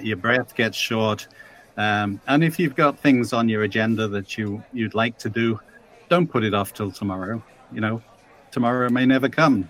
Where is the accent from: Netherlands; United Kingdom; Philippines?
United Kingdom; England; moved away; also born or lived in Canada; I'm English.